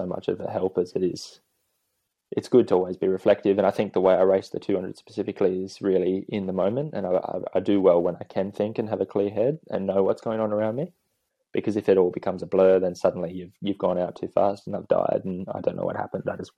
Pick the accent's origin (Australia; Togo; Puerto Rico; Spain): Australia; Newcastle, New South Wales; now in Queensland, Australia; my family, we grew up in Newcastle